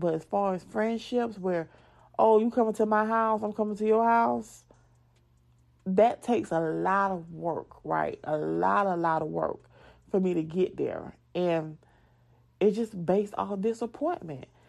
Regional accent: the South, United States; accent: southern; moved away; when people make fun of my accent, yes, I am a, a southern girl

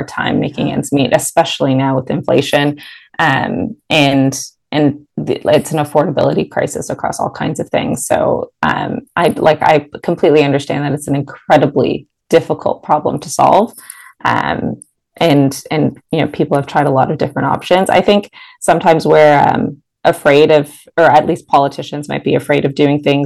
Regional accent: Mississauga, Ontario, Canada; also born or lived in Toronto; I've lived in the city, but I'm based in Mississauga, born and raised in Mississauga

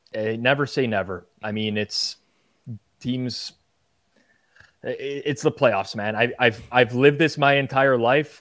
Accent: Canada

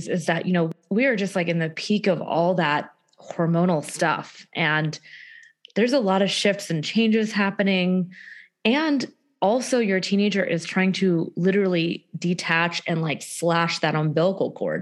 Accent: Houston, Texas, United States; I am from Houston, Texas

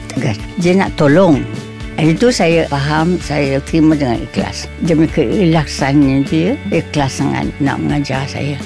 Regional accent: Kuala Lumpur, Malaysia; moved away as an adult; also born or lived in Selangor / Singapore / Kedah; saya ni Daripada Kuala Lumpur Daripada kecil

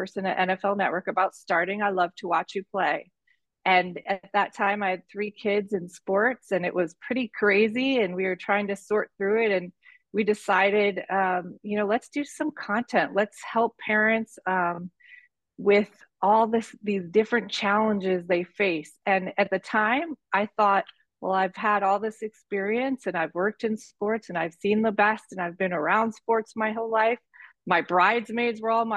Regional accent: Detroit, Michigan, United States; I was born in Detroit, Michigan, and my mom was a single mom, and my brothers and I kind of ran around the streets of Detroit and played a lot of sports

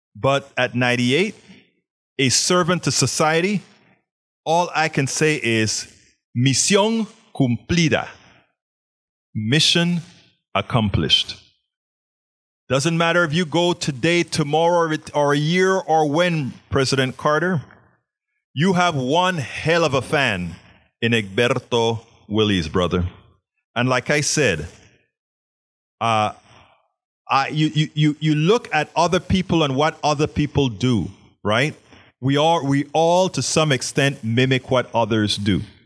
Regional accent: Panama; moved away; I was always a science nerd growing up in Panama.

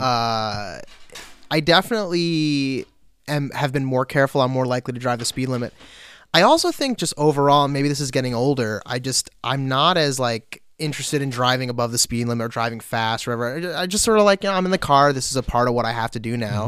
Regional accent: Long Beach, New York, United States; moved away as an adult; also born or lived in Newport, Vermont; now in Vermont, United States; I grew up in Long Beach, which is a small city uh, about 50 minutes outside of New York City.

